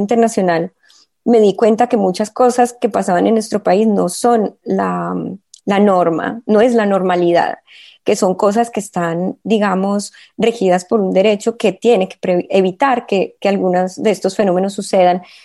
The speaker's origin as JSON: {"language": "Spanish", "country": "Colombia", "moved": "as an adult", "lives_now": "Marseille, France", "said": "muy arraigada unas raíces que me constituyen como colombiana"}